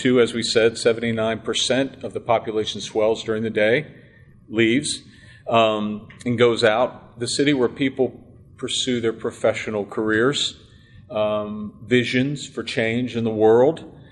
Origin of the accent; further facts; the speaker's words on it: Pittsburgh, Pennsylvania, United States; now in Washington, D.C., United States; I grew up in Pittsburgh.